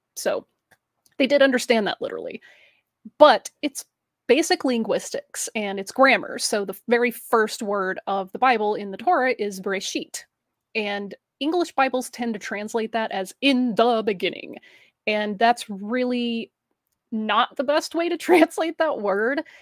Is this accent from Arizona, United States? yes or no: no; Alabama, United States; I grew up in the Deep South in Alabama